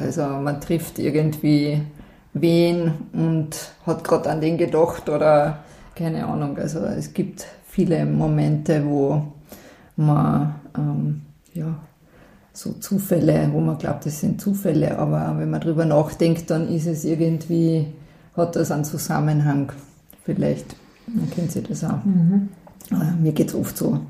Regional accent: Selkach, Carinthia, Austria; Also, ein paar Kilometer da flussabwärts und da drau bin ich aufgewachsen

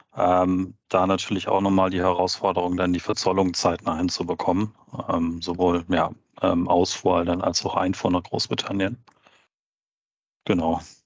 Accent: Hamburg, Germany; moved away as an adult; bin dann in, mein, in meine alte Heimat zurück. Ähm, ich komme aus der Nähe von Hamburg

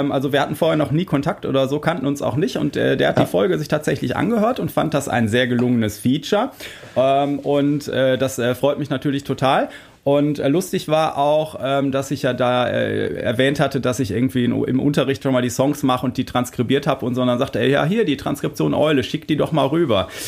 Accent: Germany; wir als, äh, Deutsche

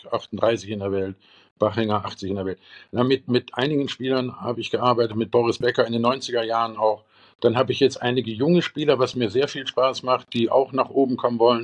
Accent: Eifel, Germany; bei uns in der Eifel

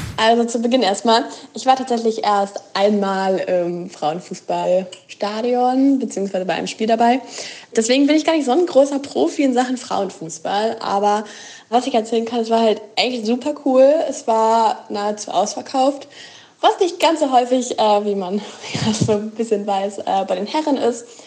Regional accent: Wolfsburg, Lower Saxony, Germany; ich komme aus Wolfsburg, daher bin ich Lokalpatriot

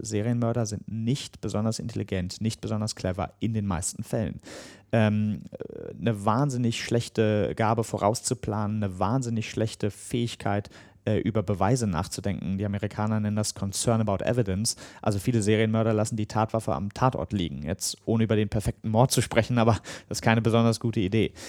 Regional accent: Germany; als Deutscher

